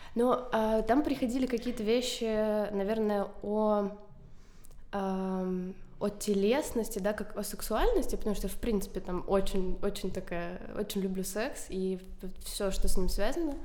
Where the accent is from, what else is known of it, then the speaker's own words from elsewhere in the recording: Chernihiv, Chernihiv Oblast, Ukraine; я из Чернигова, я училась в первой школе.